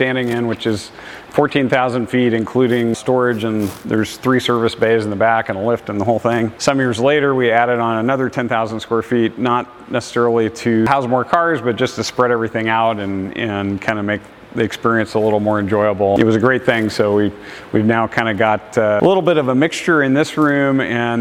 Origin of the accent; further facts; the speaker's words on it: Newport Beach, California, United States; also born or lived in Virginia / Coto de Caza, California; I was born in Newport Beach, was there a couple years, and then my dad, who had been in home building since the 50s, became chief of the Air Force Reserve. We moved back to Virginia for 4 years, came back again, finished up school in Newport